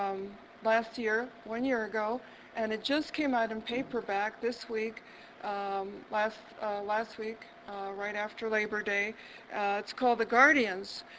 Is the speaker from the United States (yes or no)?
yes; Chicago, Illinois, United States; moved away as an adult; also born or lived in Albuquerque, New Mexico / Boston; now in New Mexico, United States; I was originally from Chicago, and I lived there and most recently in my life and taught there